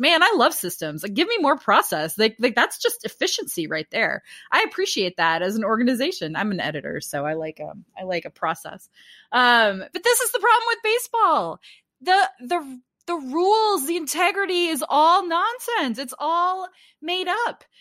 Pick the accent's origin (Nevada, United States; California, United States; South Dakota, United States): South Dakota, United States; a tribal school in my home state of South Dakota